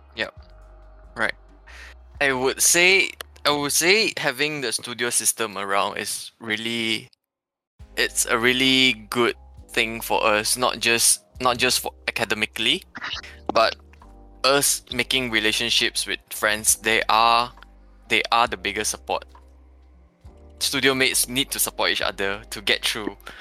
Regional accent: Petaling Jaya, Selangor, Malaysia; I come from PJ.

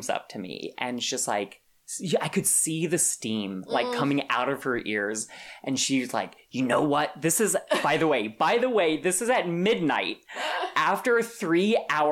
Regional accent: Santa Fe, New Mexico, United States; moved away; I'm from Santa Fe, New Mexico, which is, I think, the most beautiful state in the union

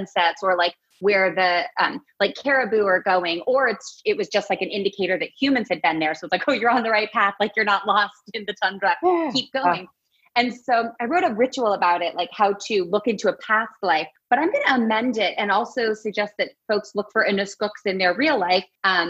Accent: Alaska, United States; I grew up in Alaska

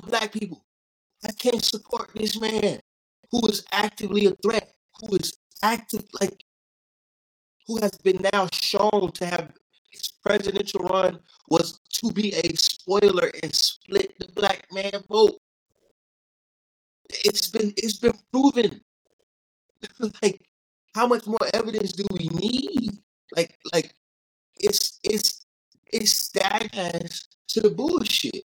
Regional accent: the South, United States; I'm from the South. I grew up with the flag

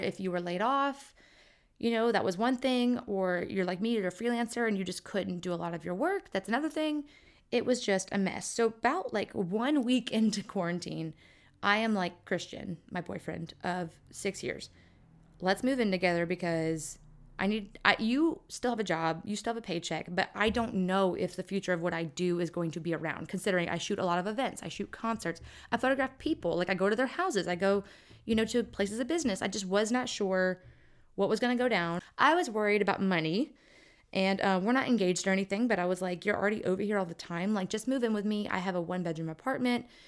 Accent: Lake Charles, Louisiana, United States; moved away; my hometown of Lake Charles

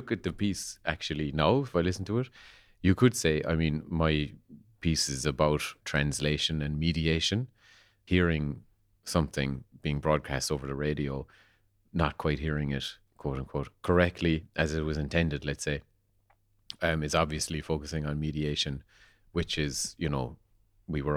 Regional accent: Kerry, Munster, Ireland; I'm a composer from Kerry

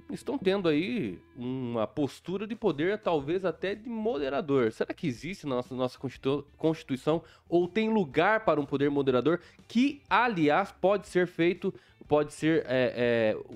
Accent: Bela Vista, Mato Grosso do Sul, Brazil; born there; porque na verdade eu nasci em Bela Vista, Mato Grosso do Sul, divisa com o Paraguai.

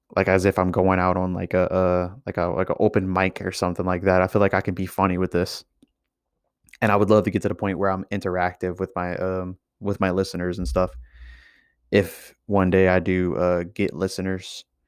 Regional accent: Louisiana, United States; I'm from Louisiana

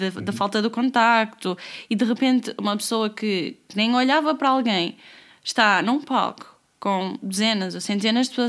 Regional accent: Porto, Porto District, Portugal; now in Lisbon, Portugal; Estou em, em, Lisboa, Lisboa. Em Lisboa. Mas eu que... sou do Porto.

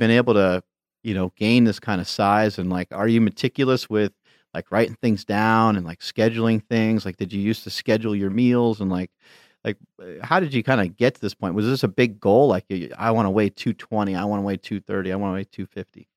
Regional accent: New York, United States; moved away; I grew up in New York

